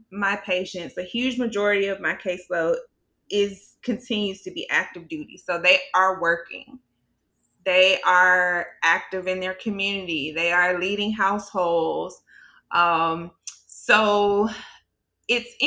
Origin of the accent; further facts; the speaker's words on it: Birmingham, Alabama, United States; now in Alexandria, United States; I am originally from Birmingham, Alabama. Right now, I live in Alexandria, Virginia.